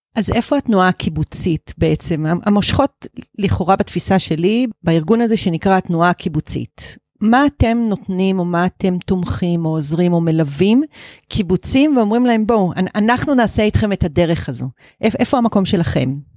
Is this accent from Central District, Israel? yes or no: yes; Givat Brenner, Central District, Israel; also born or lived in Kibbutz Netzer Sereni; אני בת קיבוץ נצר סירני, אחר כך גדלתי בקיבוץ גבעת ברנר